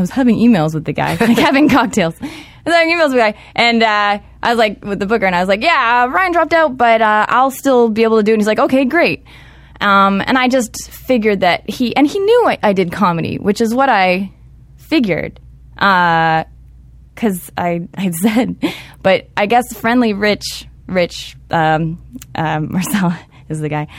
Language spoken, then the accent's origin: English; Toronto, Ontario, Canada; moved away; I'm from Toronto, Canada.